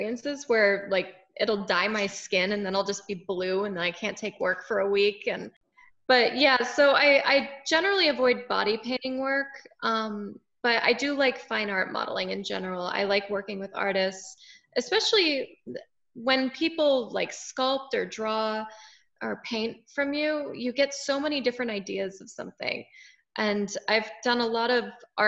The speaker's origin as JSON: {"language": "English", "town": "Winter Haven", "region": "Florida", "country": "United States", "tie": "born or raised there", "also_born_or_lived": "Tampa, Florida", "said": "I'm originally from Central Florida. I grew up in a town called Winter Haven"}